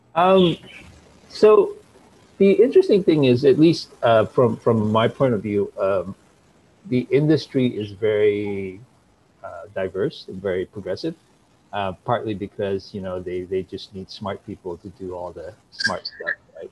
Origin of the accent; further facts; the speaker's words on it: Malaysia; moved away as an adult; now in United States; when I was growing up in Malaysia